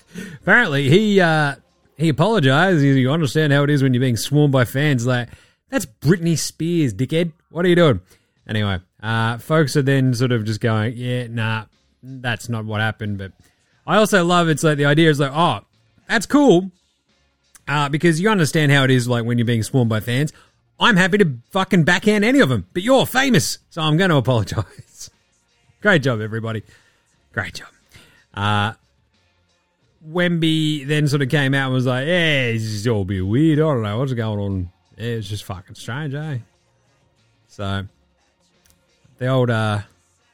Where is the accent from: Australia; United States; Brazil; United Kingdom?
Australia; accent: Australian; my Australian swearing, which is vociferous and meaty